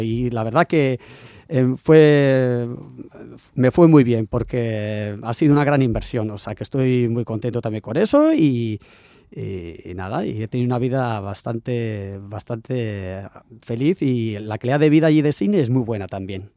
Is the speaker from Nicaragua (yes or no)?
no; San Sebastián, Basque Country, Spain; moved away as an adult; also born or lived in Sydney, Australia / London; yo que vengo aquí de San Sebastián